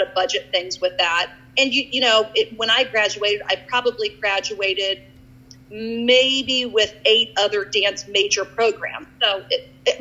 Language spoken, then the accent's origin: English; Lima, Ohio, United States; I graduated or went to Shawnee High School